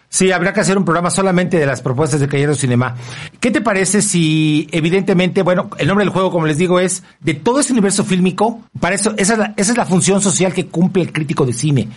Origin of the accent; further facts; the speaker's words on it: Mexico; como somos mexicanos y vivimos en este país